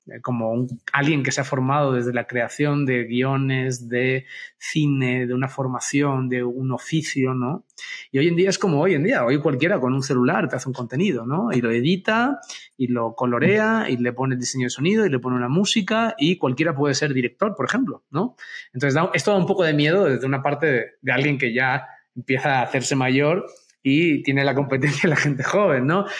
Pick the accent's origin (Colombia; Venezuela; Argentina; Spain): Spain; Barcelona, Catalonia; moved away as an adult; now in Mexico